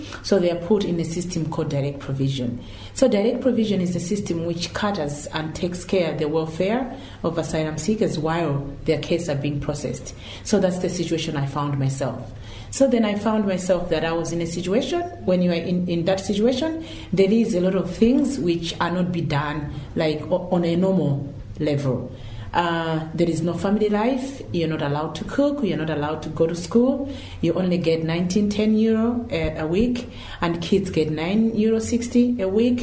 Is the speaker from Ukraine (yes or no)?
no; Malawi; moved away as an adult; now in Ireland; I came from Malawi. I moved over here 8 years ago